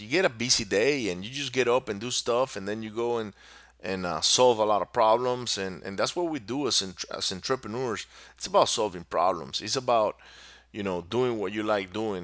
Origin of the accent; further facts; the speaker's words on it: Venezuela; moved away; also born or lived in Singapore; I grew up in Venezuela